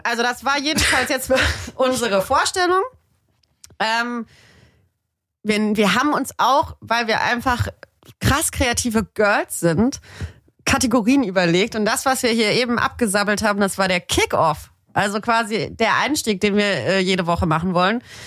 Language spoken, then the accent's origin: German; Tübingen, Baden-Württemberg, Germany; moved away; ich komme ja auch ursprünglich aus Tübingen, also richtig schönes äh, schwäbisches äh, Kleinbürgertum.